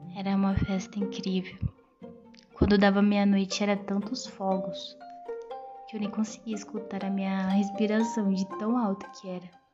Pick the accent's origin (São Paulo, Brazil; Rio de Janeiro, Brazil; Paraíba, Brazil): São Paulo, Brazil; São Bernardo do Campo; lá em São Bernardo do Campo, que foi aonde eu nasci